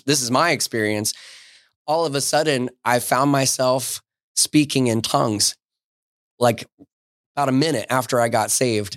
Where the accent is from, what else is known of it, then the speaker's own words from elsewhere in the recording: Southern New Jersey, United States; accent: New York; moved away as an adult; the part of New Jersey that I grew up in was, is Southern New Jersey.